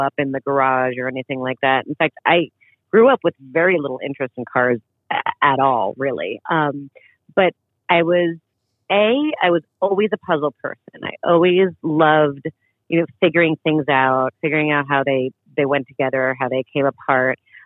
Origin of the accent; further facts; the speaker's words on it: New York, United States; I grew up just outside of New York City